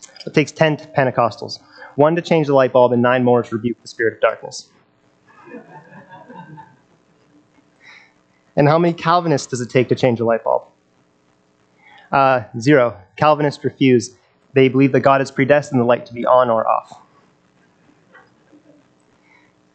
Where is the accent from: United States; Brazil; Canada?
Canada; Nelson, British Columbia; I was born and raised in Nelson